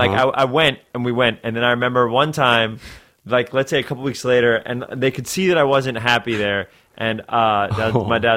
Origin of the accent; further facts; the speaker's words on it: New York City, New York, United States; also born or lived in Edgemont, Westchester, New York; I grew up in New York. I grew up in Riverdale, which is like the northern part of the Bronx